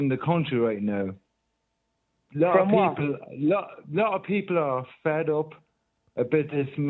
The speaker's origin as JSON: {"language": "English", "town": "Navan", "region": "Leinster", "country": "Ireland", "said": "I am from Navan, absolutely."}